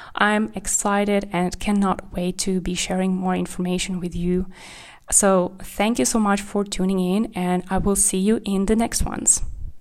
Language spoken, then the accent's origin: English; Kazakhstan; English is a second language; also born or lived in Czech Republic / Spain; now in Germany; I grew up in Kazakhstan, and then I moved to Czech Republic